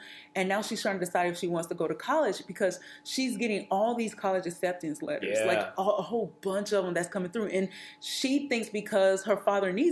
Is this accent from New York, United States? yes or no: no; Atlanta, Georgia, United States; I'm from Atlanta, Georgia, which is a yeah. ever-growing yeah. city, you know, really yeah. big city. But the world that I grew up